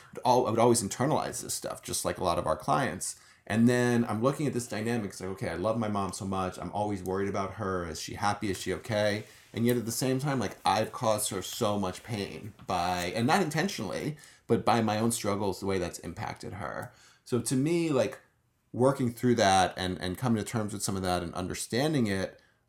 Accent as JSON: {"language": "English", "region": "New York", "country": "United States", "moved": "yes", "lives_now": "Los Angeles, United States", "said": "I'm from New York."}